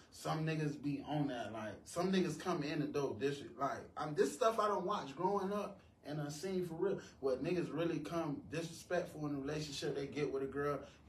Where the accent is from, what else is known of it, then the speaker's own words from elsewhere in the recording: Miami, Florida, United States; moved away; I'm originally from Miami